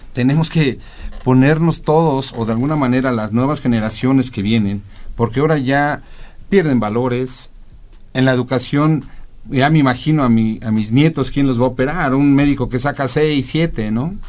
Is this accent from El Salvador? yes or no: no; Mexico; yo soy mexicano a mucha honra